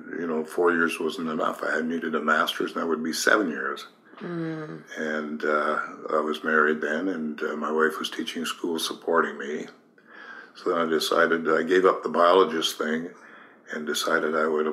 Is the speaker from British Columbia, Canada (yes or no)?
yes; Dawson Creek, British Columbia, Canada; moved away as an adult; also born or lived in Halifax; now in Chilliwack, Canada; I was born in Dawson Creek, in northern part of British Columbia. And when I turned 18, I was a real country boy, and I'd never even seen a city.